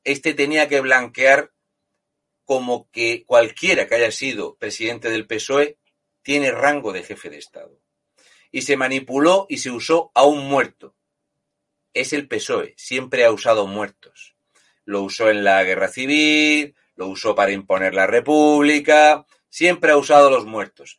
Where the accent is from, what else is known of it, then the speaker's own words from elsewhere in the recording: Region of Murcia, Spain; un tío como yo, murciano